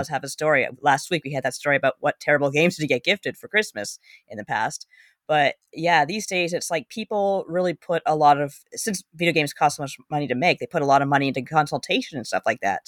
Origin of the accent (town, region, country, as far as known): Canada